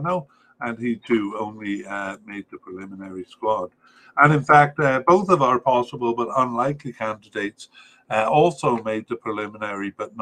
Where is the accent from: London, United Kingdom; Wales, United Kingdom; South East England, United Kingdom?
Wales, United Kingdom; Cardiff; I was raised in Cardiff